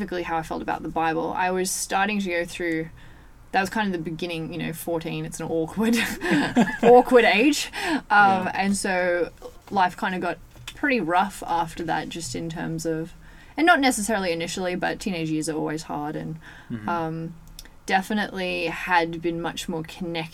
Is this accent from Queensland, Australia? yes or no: no; Orange, New South Wales, Australia; I grew up here